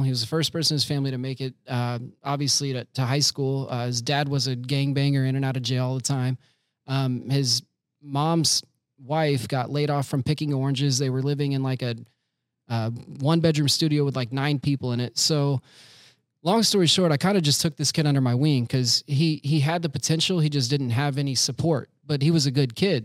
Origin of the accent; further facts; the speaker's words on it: Winter Haven, Florida, United States; now in Orlando, United States; I was born and raised in Florida, Winter Haven, Florida, which is pretty much like the belly button of Florida